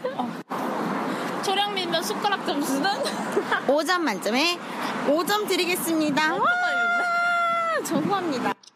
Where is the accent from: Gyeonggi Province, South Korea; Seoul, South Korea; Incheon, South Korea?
Seoul, South Korea; 제가 서울 사람이란 걸